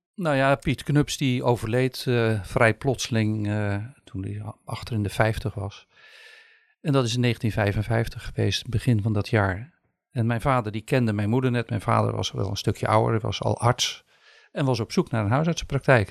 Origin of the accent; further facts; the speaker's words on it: Sommelsdijk, South Holland, Netherlands; also born or lived in Rotterdam; Geboren en getogen in Sommelsdijk, maar kort in Rotterdam geweest.